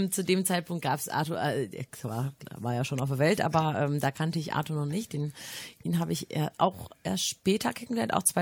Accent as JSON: {"language": "German", "region": "North Rhine-Westphalia", "country": "Germany", "said": "Also bei uns in Kichellen, obwohl es mitten im Ruhrpott liegt, ähm, ist es sehr ländlich und sehr schön."}